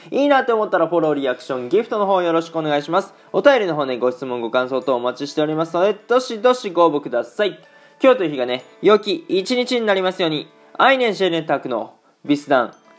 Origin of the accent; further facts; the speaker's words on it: Aichi, Japan; moved away as an adult; now in Germany; 僕が愛知県出身